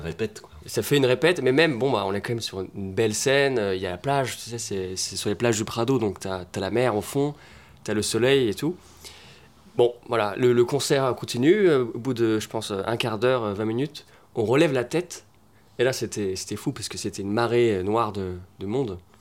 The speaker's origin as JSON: {"language": "French", "town": "Rennes", "region": "Brittany", "country": "France", "tie": "born or raised there", "said": "On est potes d'enfance, on vient de Rennes à la base"}